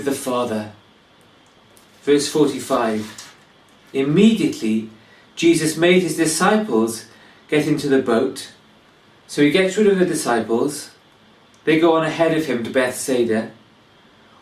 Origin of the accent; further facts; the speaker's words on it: Wales, United Kingdom; now in England; I come from Wales